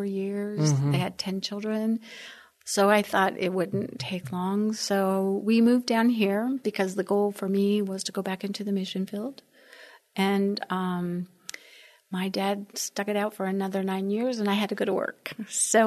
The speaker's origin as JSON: {"language": "English", "region": "Wyoming", "country": "United States", "tie": "born or raised there", "also_born_or_lived": "Colorado / Alaska / San Juan Islands, Washington", "moved": "yes", "lives_now": "San Antonio, United States", "said": "I was born and raised in Wyoming."}